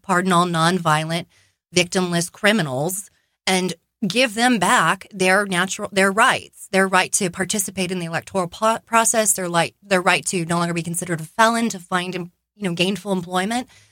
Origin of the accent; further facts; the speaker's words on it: Arizona, United States; I am born and raised in Arizona